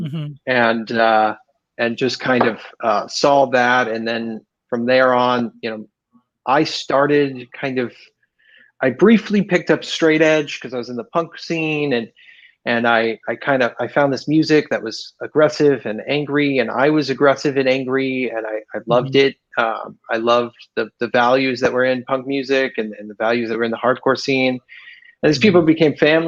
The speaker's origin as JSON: {"language": "English", "town": "West Chester", "region": "Ohio", "country": "United States", "tie": "born or raised there", "moved": "as an adult", "lives_now": "Southern California, United States", "said": "I grew up in Cincinnati, Ohio. Right outside of Cincinnati, there's a town called Westchester. That's where I grew up"}